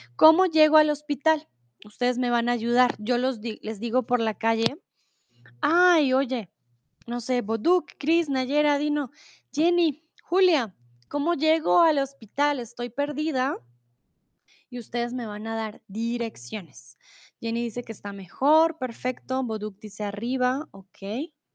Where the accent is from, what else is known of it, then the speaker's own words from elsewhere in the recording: Colombia; also born or lived in Mexico; now in Germany; soy de Colombia, comúnmente de en Alemania, ahora estoy en el lindo y soleado México